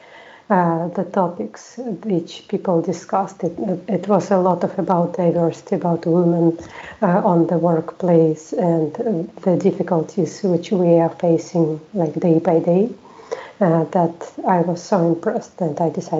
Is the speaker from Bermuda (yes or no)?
no; Russia; English is a second language; moved away as an adult; now in Sweden; I live in Sweden for 6 years already. I'm from Russia